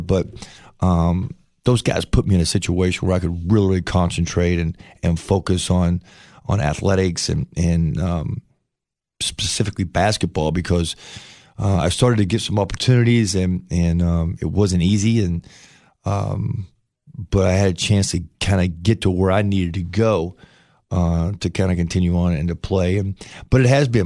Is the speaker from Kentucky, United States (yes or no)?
yes; Paintsville, Kentucky, United States; moved away; also born or lived in Chillicothe, Ohio / Ashland, Kentucky; I'm from Kentucky. I grew up in Kentucky